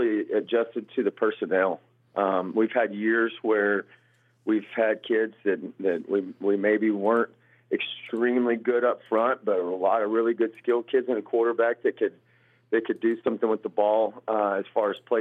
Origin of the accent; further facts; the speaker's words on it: Muleshoe, Texas, United States; now in Holliday, United States; I was born and raised in Muleshoe